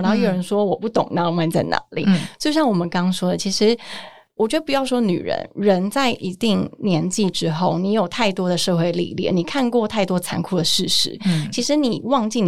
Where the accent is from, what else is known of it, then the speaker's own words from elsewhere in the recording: Taoyuan, Taiwan; moved away; 我前阵子坐客运回桃园，我的老家。